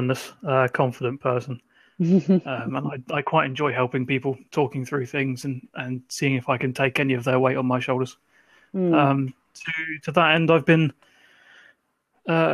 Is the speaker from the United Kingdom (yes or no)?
yes; Ipswich, East of England, United Kingdom; I come from Ipswich. Becky and I went to school together